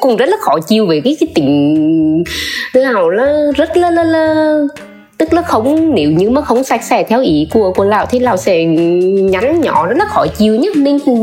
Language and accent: Vietnamese; Nghệ An, Vietnam; mình đến từ Nghệ